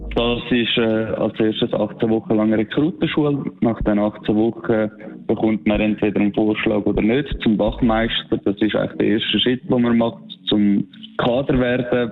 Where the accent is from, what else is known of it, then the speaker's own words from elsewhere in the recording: Switzerland; weil das meine Heimat ist